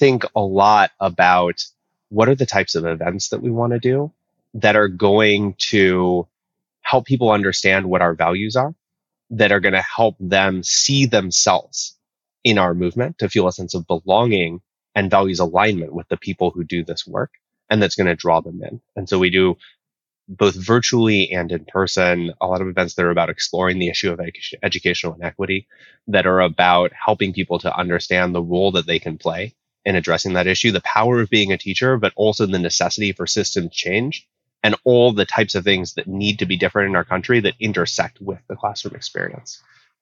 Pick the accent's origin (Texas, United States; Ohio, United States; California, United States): California, United States; Oakland; now in Honolulu, United States; I live in Honolulu, Hawaii, which is a beautiful, amazing, wonderful place, although I'm originally from Oakland, California